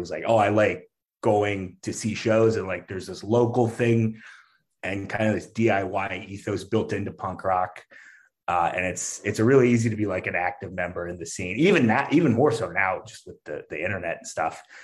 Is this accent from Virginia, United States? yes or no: no; outside Detroit, Michigan, United States; now in Chicago, United States; I grew up right outside Detroit